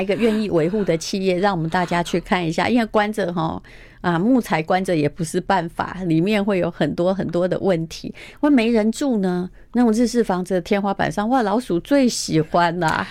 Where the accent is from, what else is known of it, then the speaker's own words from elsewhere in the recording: Yilan County, Taiwan; also born or lived in Muzha, Taipei; now in Taipei, Taiwan; 它比较像我故乡的山